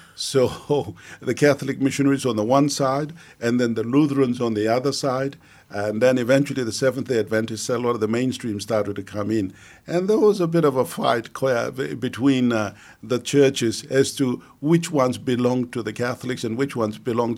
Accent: Mount Hagen, Western Highlands, Papua New Guinea; also born or lived in Australia; growing up in the Highlands

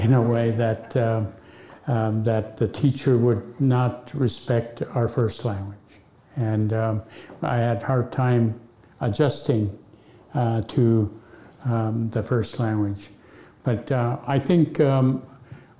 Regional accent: Akiak, Alaska, United States; first language Yup'ik; English is a second language; growing up in Aquiac, we had no electricity

